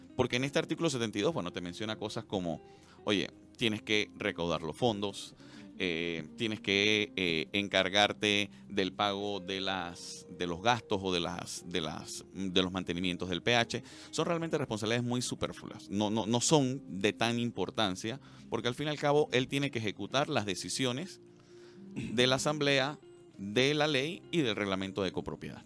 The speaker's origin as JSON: {"language": "Spanish", "country": "Panama"}